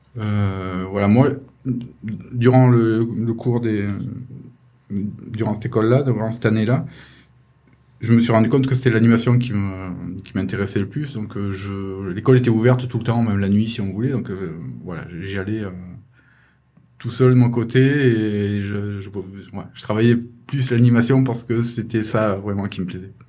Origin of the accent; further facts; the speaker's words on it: France; moved away as an adult; also born or lived in London; je suis rentré chez moi, mais j'ai continué à travailler pour 2002 chez moi, en France.